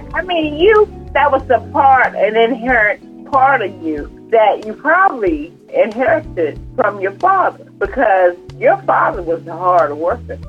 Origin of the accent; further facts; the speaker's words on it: United States; also born or lived in Washington, D.C. / Prince George's County, Maryland / Atlanta; I went to a Catholic school in D.C., there were only two white students in the whole school